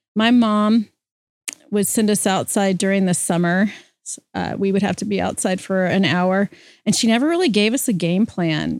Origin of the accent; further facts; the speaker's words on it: Louisiana, United States; I grew up in Louisiana